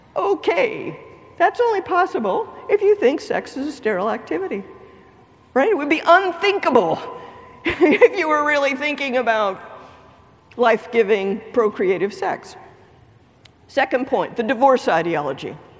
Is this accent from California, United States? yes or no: no; Lake Charles, Louisiana, United States; I am from Lake Charles, Louisiana